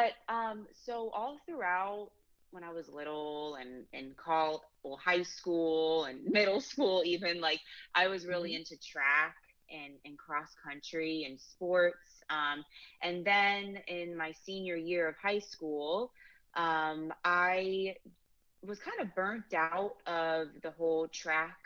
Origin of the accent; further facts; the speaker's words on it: St. Petersburg, Florida, United States; I'm from St. Petersburg, Florida